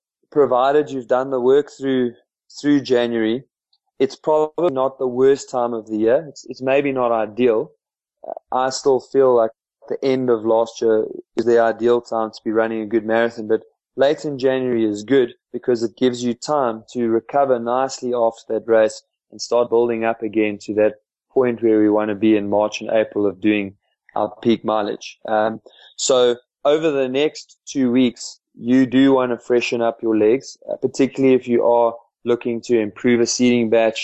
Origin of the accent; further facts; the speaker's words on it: just outside Bethal, Mpumalanga, South Africa; we grew up just outside Belcom